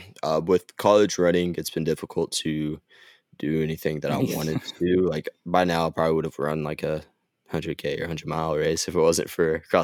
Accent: Ardmore, Oklahoma, United States; born there; also born or lived in Gainesville; I was born in Ardmore, Oklahoma, so I don't know, it's kind of sentimental in a way, is like that's the place I was born

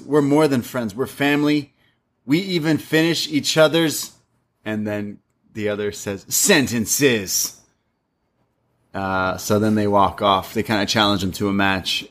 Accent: Toronto, Ontario, Canada; I grew up in Scar, like, Scarborough area, North York area, Toronto.

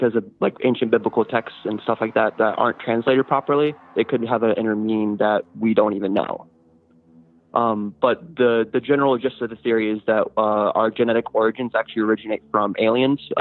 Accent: Indiana, United States

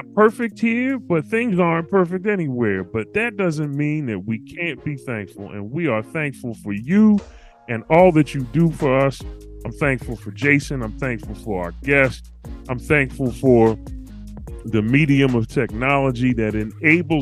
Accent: Philadelphia, Pennsylvania, United States; I'm the Philly from …, from the city of brotherly love and sisterly affection

